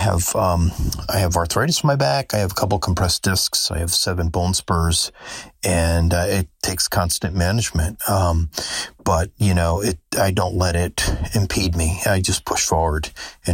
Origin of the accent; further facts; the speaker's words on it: the Catskills, New York, United States; moved away as an adult; now in Daytona Beach, United States; I'm from the Catskills.